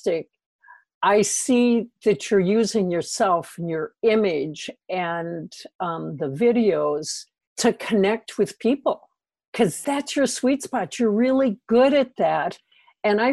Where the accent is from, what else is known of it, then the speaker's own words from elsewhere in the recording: Minnesota, United States; in the Midwest, I'm from Minnesota